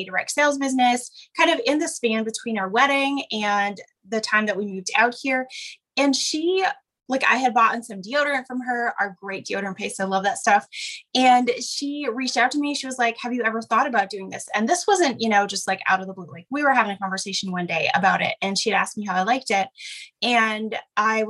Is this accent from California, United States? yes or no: no; Wisconsin, United States; moved away as an adult; now in Oregon, United States; grew up in Wisconsin